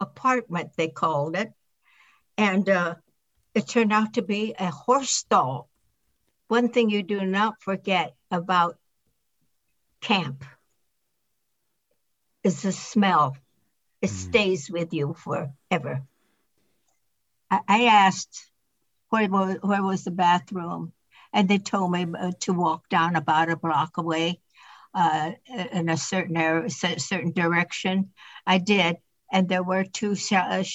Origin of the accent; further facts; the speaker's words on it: Berkeley, California, United States; I was born in Berkeley.